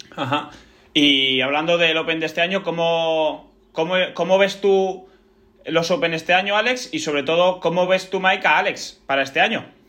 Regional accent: Pamplona, Navarre, Spain; yo nací en Pamplona, de hecho, ¿eh? en Euskal Herria

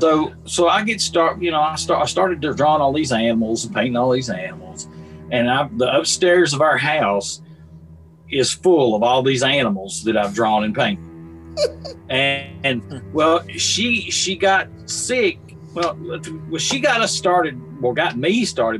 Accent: Columbia, Tennessee, United States; I grew up in Columbia, Tennessee

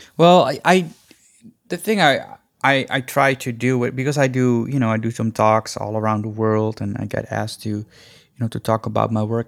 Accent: Netherlands; moved away as an adult; also born or lived in India; now in Los Angeles, United States; I went to Holland, which is a completely different culture and a completely different world, basically. Um, so I, I, and I grew up there.

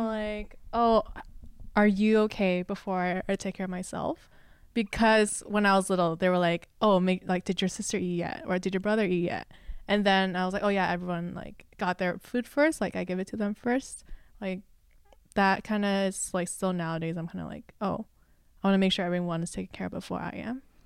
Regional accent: Los Angeles, California, United States; English is a second language; also born or lived in China / Singapore; born and raised in L A, um, first gen A B C, which is, uh, American, born Chinese

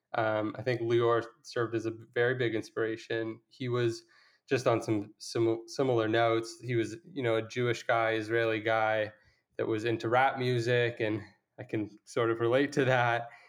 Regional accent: Toronto, Ontario, Canada; I was from Toronto

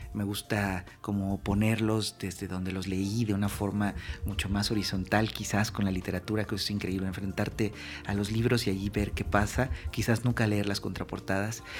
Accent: Mexico

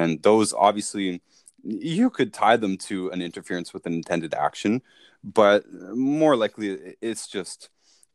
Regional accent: Toronto, Ontario, Canada; we're from Toronto

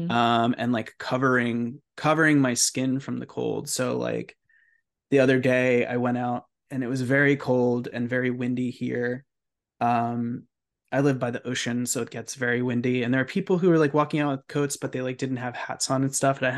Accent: California, United States; also born or lived in Baltimore, United States; growing up in California where like have I've spent time in California, yeah, you just don't have to deal with the winter in the same way.

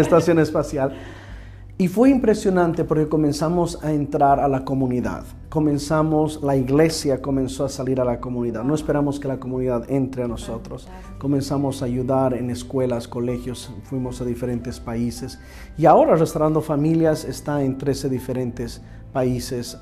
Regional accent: Bolivia; now in Houston, United States; yo soy boliviano

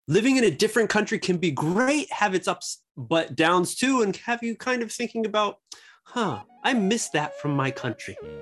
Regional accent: United States; moved away as an adult; now in Japan; Me being America

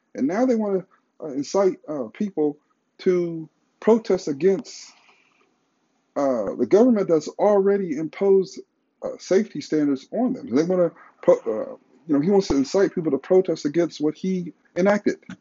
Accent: United States; as an American

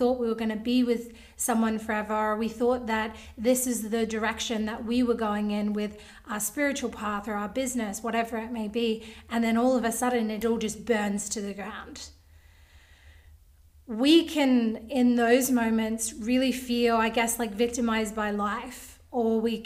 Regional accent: Australia; I'm from Australia

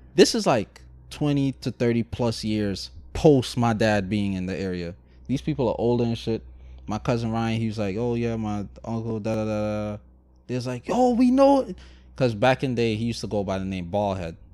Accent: Guyana; moved away; I was raised in Guyana.

